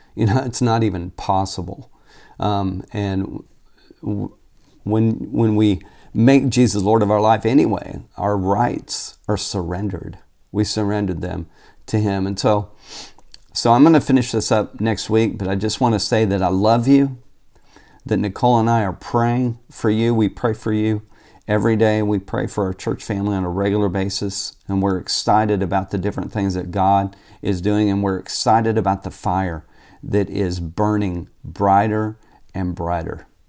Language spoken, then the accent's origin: English; Tulsa, Oklahoma, United States; moved away as an adult; also born or lived in Phoenix, Arizona; I grew up in Tulsa, Oklahoma, and was born and raised there, lived there until I was twenty-five years old when I moved to Phoenix